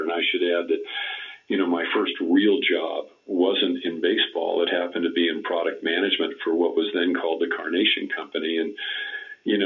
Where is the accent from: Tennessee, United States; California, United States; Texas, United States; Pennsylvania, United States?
California, United States; Southern; As a young person growing up in Southern California